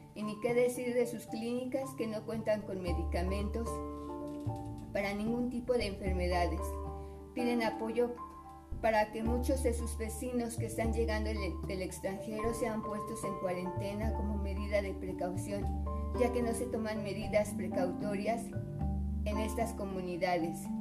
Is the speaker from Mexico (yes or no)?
yes; Mexico; todos somos mexicanos